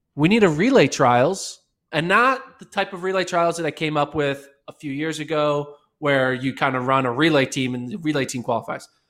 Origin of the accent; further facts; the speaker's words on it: United States; being American